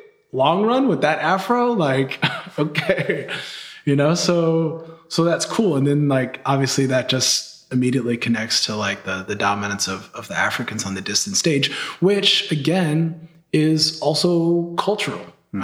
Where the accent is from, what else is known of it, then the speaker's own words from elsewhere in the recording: San Diego, California, United States; but just growing up in San Diego at that time, my dad and his friends had afros and short shirts and mesh singlets and Nike waffle racers and were out there doing it.